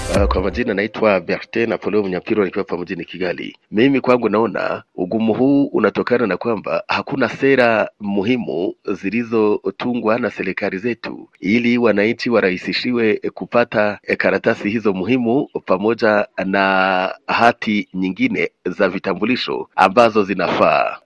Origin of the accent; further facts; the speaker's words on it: Kagongwa, Shinyanga, Tanzania; natokea maeneo ya Kagongwa manispaa kama nchini Tanzania